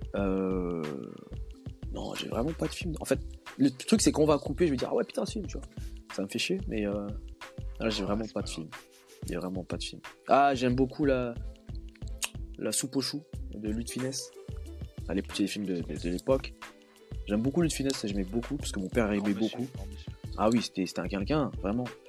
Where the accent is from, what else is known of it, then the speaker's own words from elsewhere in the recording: DR Congo; en tant que Congolais